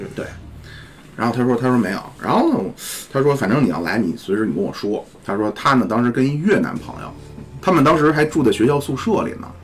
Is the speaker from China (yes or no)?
yes; China; 我们中国人